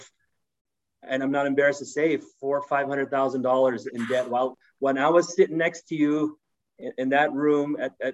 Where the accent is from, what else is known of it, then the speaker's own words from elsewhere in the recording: Oakland, California, United States; I was born in Oakland, California, humble beginnings